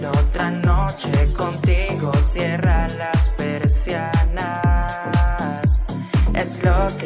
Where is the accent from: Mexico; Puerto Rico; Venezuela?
Venezuela; cantautor venezolano.